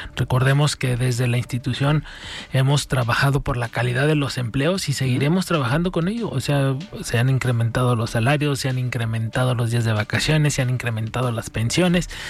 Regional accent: Mexico; todos somos mexicanos

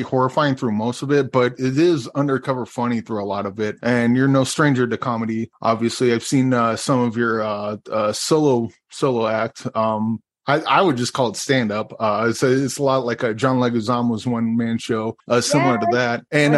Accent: United States; growing up in America

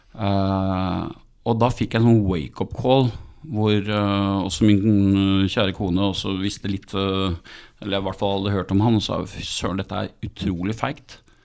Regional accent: Skien, Telemark, Norway; jeg kommer fra Skien

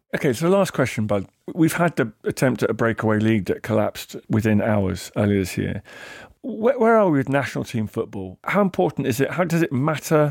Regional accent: England, United Kingdom; being English.

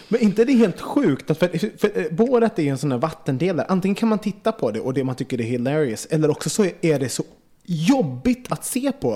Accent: Gothenburg, Västra Götaland, Sweden; som liten i Göteborg

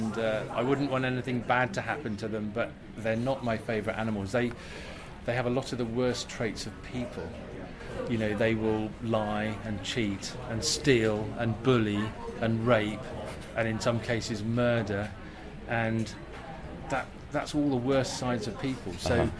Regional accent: Bristol, South West England, United Kingdom; Even my hometown in Bristol, I keep forgetting the name of the road at the end of my road.

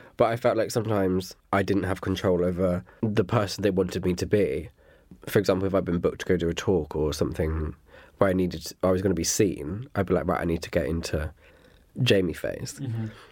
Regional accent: Dorset, South West England, United Kingdom; moved away; I'm originally from Dorset

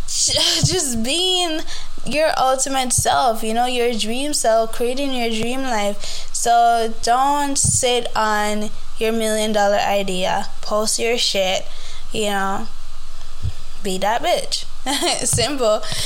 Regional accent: Jamaica; I grew up in Jamaica

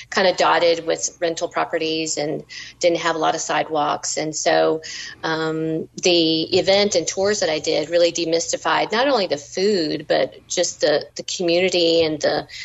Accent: Southern United States, United States; being Southern and being American and being female is really a big part of who I am. And the food and food traditions is a part of my DNA as well.

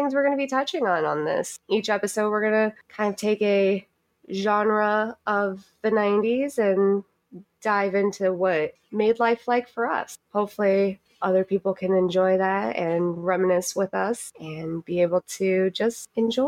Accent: Kansas, United States; me in Kansas with two older brothers

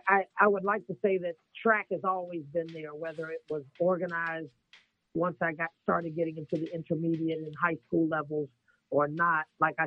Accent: Northern Virginia, United States; now in Wilmington, United States; I am originally from Northern Virginia, right outside of Washington, D.C., so I can consider myself a Northern Virginian for the most part. But I have been residing in the North Carolina state for over 28 years.

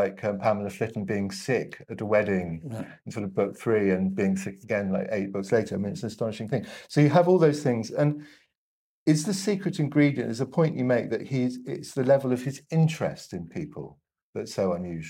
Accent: Hong Kong; also born or lived in Ireland; my mother was Irish, I grew up mainly in Hong Kong, and I rate Powell in the same way that you

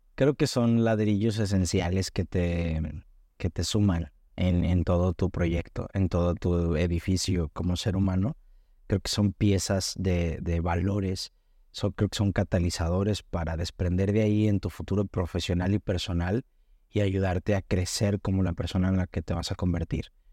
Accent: Hermosillo, Sonora, Mexico; moved away as an adult; now in Guadalajara, Mexico; soy de Hermosillo, Sonora

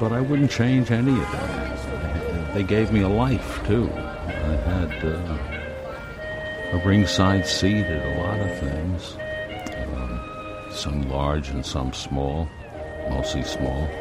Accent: Brooklyn, New York, United States; I grew up in Brooklyn, across the river

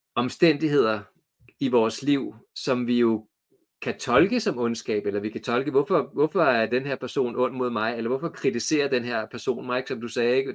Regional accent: Copenhagen, Capital Region of Denmark, Denmark; moved away as an adult; now in Trustrup, Denmark; jeg er vokset op i København

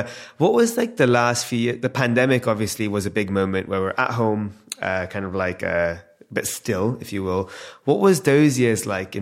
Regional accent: London, United Kingdom; born and raised in London

